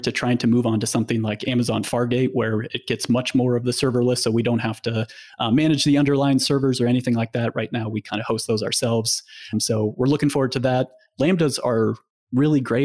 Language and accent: English; Nebraska, United States; I grew up in Nebraska